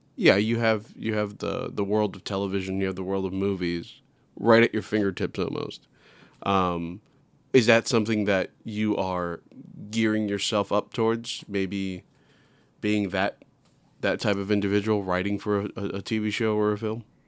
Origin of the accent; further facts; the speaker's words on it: New York City, New York, United States; I'm from New York City